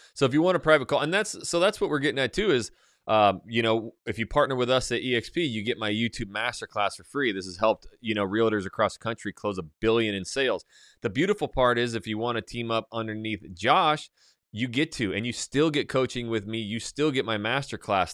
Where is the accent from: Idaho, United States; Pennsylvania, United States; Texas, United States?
Idaho, United States; North; I am very, you know, redneck, I come from North Idaho, hunting, shooting, fishing, it's just my life